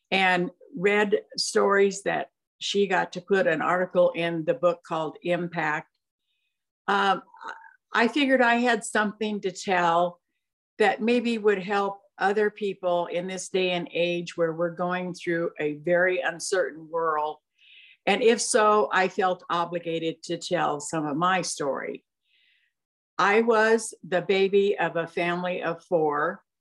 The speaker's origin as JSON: {"language": "English", "town": "Santa Ana", "region": "California", "country": "United States", "tie": "born or raised there", "said": "I was born in Santa Ana, California, uh, in May of 1942"}